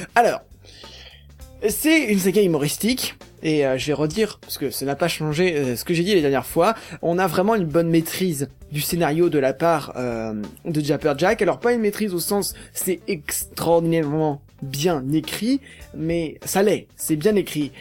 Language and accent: French; Paris region, Île-de-France, France; je suis de la région parisienne